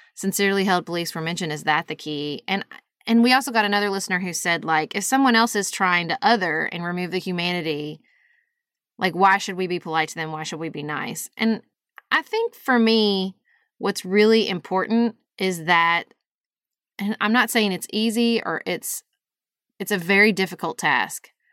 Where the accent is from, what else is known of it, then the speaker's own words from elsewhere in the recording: United States; my values as an American